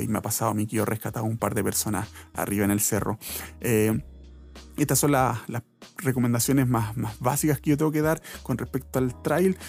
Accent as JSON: {"language": "Spanish", "town": "Santiago", "region": "Santiago Metropolitan Region", "country": "Chile", "said": "aquí de Santiago, yo soy de Santiago"}